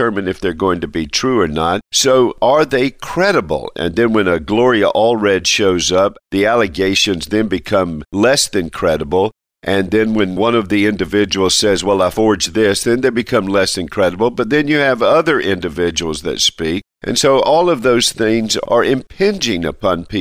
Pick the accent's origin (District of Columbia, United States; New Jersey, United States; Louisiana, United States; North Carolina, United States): North Carolina, United States; now in Alabama, United States; I love my home state, North Carolina